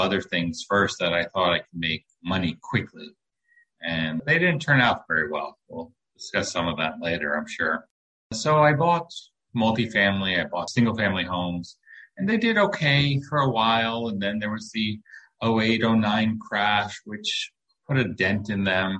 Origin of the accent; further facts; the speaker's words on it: New York City, New York, United States; moved away as an adult; now in Lake Worth, Florida, United States; I grew up in New York City, and we moved around a little bit as a child, but I ended up back in New York. And I went to high school and college in New York